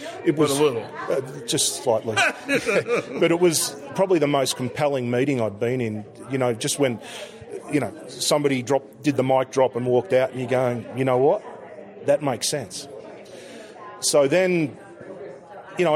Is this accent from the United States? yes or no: no; Melbourne, Victoria, Australia; I'm from Melbourne, Australia